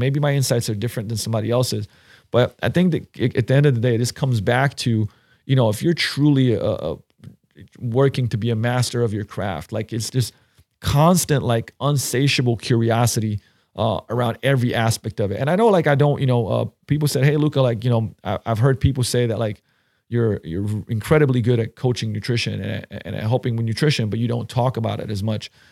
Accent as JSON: {"language": "English", "country": "Slovenia", "tie": "born or raised there", "moved": "yes", "said": "I grew up in Slovenia"}